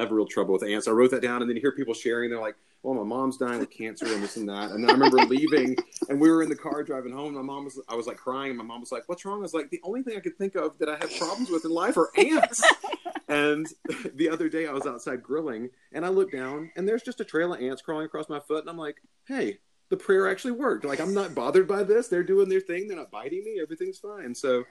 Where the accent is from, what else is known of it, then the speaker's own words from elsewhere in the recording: Alabama, United States; I grew up in Alabama